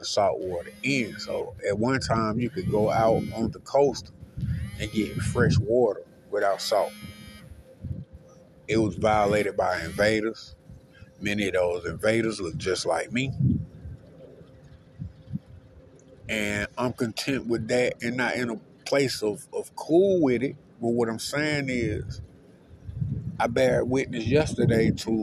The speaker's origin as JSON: {"language": "English", "area": "the Bermuda Triangle", "region": "Georgia", "country": "United States", "also_born_or_lived": "Reynolds, Taylor County, Georgia", "said": "I'm from the Bermuda Triangle, what they used to call it."}